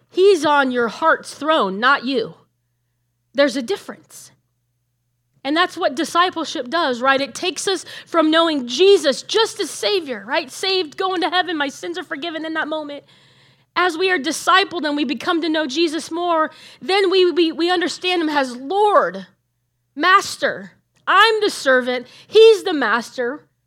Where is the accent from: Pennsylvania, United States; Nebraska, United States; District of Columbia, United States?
Nebraska, United States; moved away as an adult; also born or lived in Illinois / California; I grew up in Nebraska and I left there because God called me to go to ministry training in Illinois